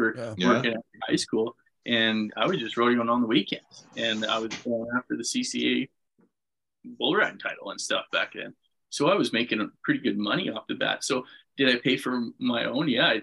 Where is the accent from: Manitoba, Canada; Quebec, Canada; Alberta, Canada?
Manitoba, Canada; I mean, I say this story a bunch, but the very first bull riding I went to was a Cody Snyder bull busting in Winnipeg.